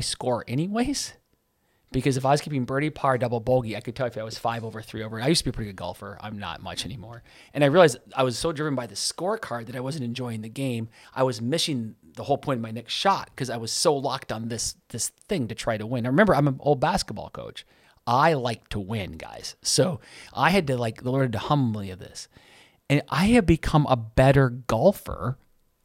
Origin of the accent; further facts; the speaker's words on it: United States; I'm an American